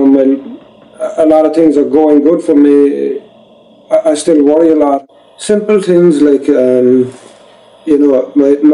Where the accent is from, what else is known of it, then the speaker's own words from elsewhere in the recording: Kilworth, Munster, Ireland; moved away as an adult; now in United States; I'm from Kilworth, County Cork, Ireland.